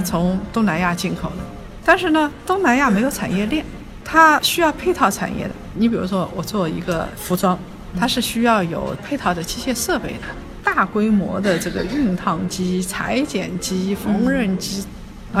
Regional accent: China; 因为我们中国人嘛，用的最多就是人民币

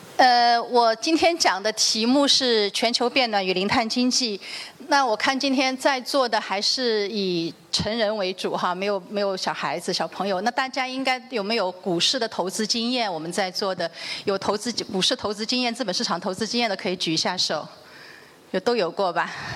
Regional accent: China; 我们中国人

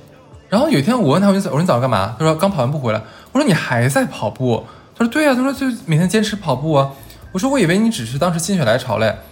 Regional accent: Northeast China, China; 那作为东北人，那你就是我们的灵魂和 DNA 里面，其实有一个运动是

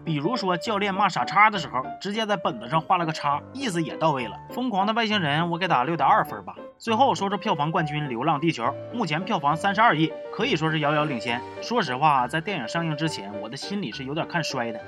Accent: Wuchang, Heilongjiang, China; moved away; 我老家五常一共就仨电影院

